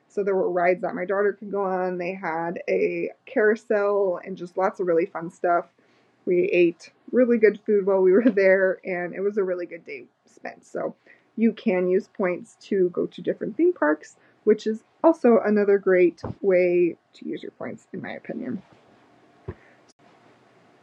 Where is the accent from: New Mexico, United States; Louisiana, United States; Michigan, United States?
New Mexico, United States; I am from New Mexico